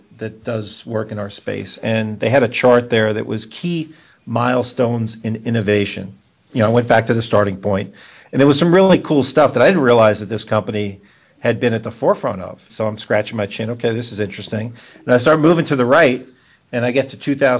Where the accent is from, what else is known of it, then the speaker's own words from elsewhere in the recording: New York City, New York, United States; moved away; my hometown of Brooklyn